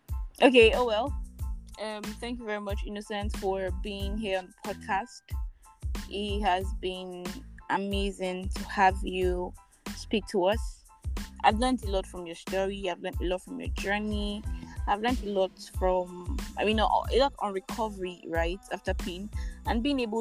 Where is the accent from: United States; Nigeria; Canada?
Nigeria; I am the Nigerian Christian Doc-holic.